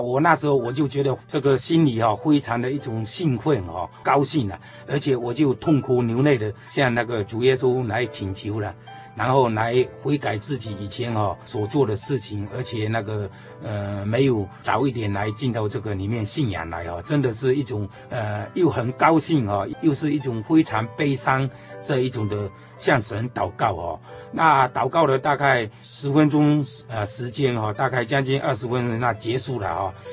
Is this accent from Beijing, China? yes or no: no; Fuqing, Fujian, China; moved away as an adult; now in Tokyo, Japan; 小弟的话是出生在中国大陆哈， 就是福建、福清的这个地方。我是十九岁去日本哈